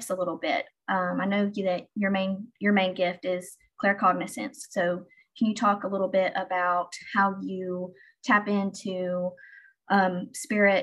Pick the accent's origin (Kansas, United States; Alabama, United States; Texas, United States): Alabama, United States; I grew up in the South. I grew up in Alabama